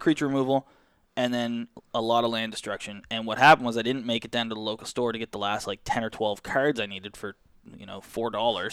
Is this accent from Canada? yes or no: yes; Canada; We're Canadian